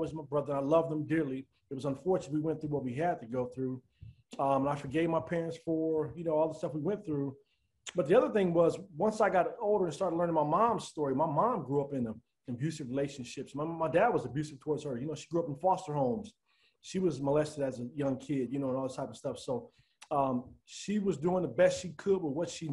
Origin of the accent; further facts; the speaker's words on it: Denver, Colorado, United States; I grew up in Denver, Colorado